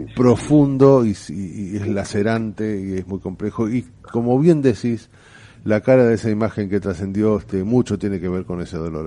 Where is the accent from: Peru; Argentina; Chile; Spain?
Argentina; soy argentino